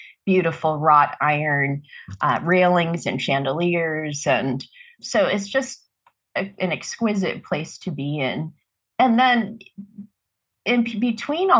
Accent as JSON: {"language": "English", "area": "Marin County", "region": "Northern California", "country": "United States", "moved": "as an adult", "lives_now": "Santa Barbara, United States", "said": "I'm from Marin County in Northern California."}